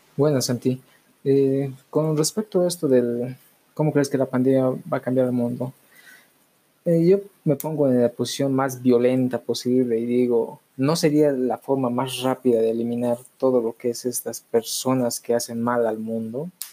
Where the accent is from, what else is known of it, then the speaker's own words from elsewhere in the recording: Bolivia; en mi país